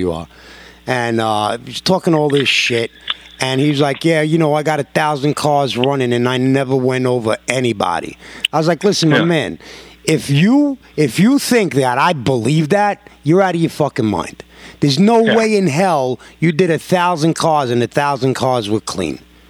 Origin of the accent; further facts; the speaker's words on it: New York, United States; I'm a New Yorker